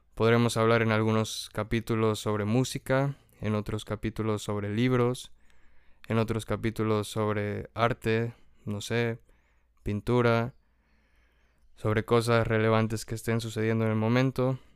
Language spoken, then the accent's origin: Spanish; Tulancingo, Hidalgo, Mexico; moved away; also born or lived in Huejutla, Hidalgo; Nací en Tulancingo Hidalgo, es un lugar muy bonito, me gusta ir allá a menudo